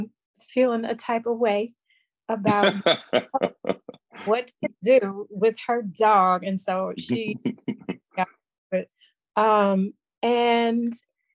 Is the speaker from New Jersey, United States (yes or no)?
yes; Newark, New Jersey, United States; I'm from New Jersey. I'm in Newark, New Jersey, which, if you know anything about New Jersey, you know is like, was the Compton of New Jersey. Yeah. Now it's like getting pretty gentrified. And I have some feelings about being one of the gentrifiers, but at least I'm a native